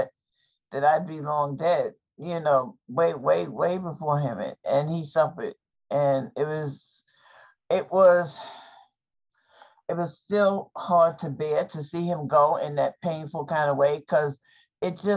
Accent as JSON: {"language": "English", "region": "New York", "country": "United States", "said": "I'm from New York"}